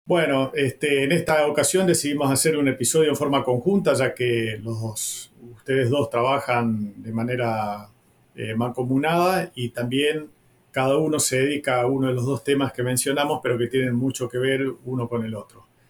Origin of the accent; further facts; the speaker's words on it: Reconquista, Santa Fe, Argentina; yo vengo de la zona de Reconquista, donde estaba la frontera virtual de la zona de lucha activa